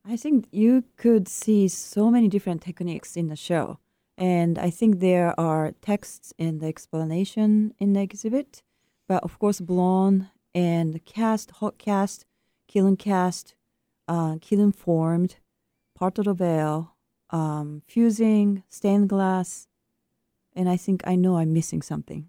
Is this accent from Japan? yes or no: yes; Japan; moved away; my home country of Japan